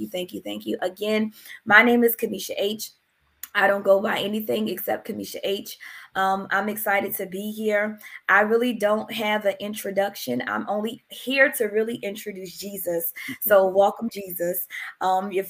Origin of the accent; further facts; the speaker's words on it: Philadelphia, Pennsylvania, United States; now in New Jersey, United States; I am originally from Philadelphia, but I reside in New Jersey